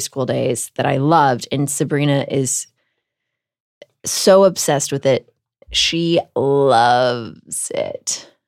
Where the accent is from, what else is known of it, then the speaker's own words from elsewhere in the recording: Houston, Texas, United States; moved away; I grew up in Houston, Texas